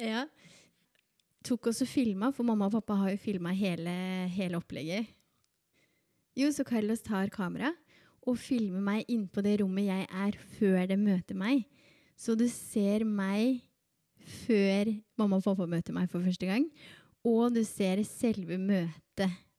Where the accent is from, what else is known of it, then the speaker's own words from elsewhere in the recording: Berger, Norway; also born or lived in Colombia / Oslo; now in Drammen, Norway; født i Colombia. Ble adoptert da jeg var to år gammel, og eh, har vokst opp på et lite sted som heter Berger